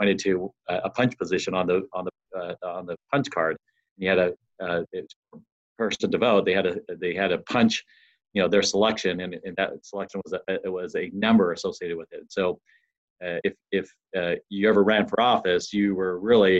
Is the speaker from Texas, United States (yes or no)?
no; Utah, United States; moved away as an adult; also born or lived in Arizona / Ohio; now in San Diego, United States; I was born. I was raised in Utah. And went through school there.